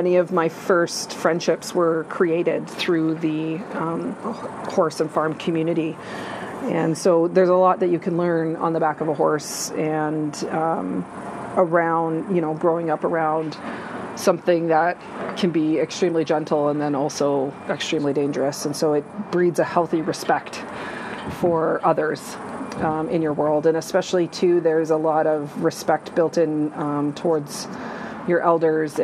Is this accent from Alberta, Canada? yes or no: yes; St. Albert, Alberta, Canada; During growing up in St. Albert, we continued to keep our rural roots.